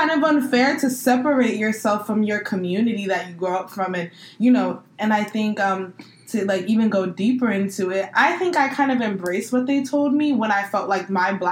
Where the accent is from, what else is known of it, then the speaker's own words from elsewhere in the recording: California, United States; I'm Nigerian American. So my parents are both immigrants from Nigeria. Um, I was born here in California. Um, so, I, but I was raised American, but I still hold true to like my cultural practices.